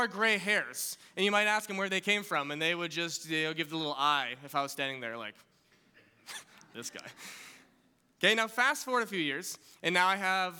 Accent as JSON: {"language": "English", "town": "West Kelowna", "region": "British Columbia", "country": "Canada", "tie": "born or raised there", "said": "I grew up in West Kelowna."}